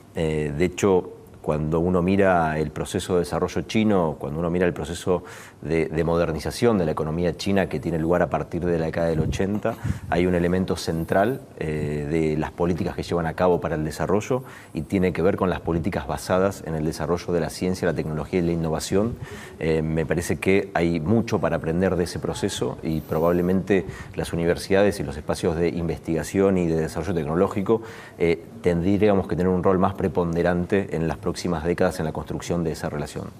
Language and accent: Spanish; Argentina